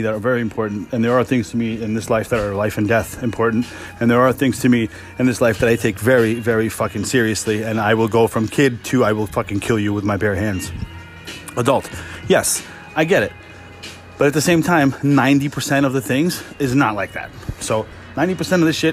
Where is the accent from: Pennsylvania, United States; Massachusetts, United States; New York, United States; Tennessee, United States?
New York, United States; New York City; I grew up in Queens